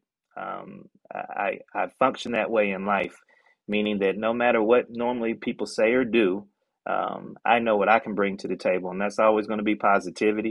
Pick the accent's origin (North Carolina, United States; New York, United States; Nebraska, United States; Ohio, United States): North Carolina, United States; Chapel Hill; Growing up in Chapel Hill, watching my mom, who was a nurse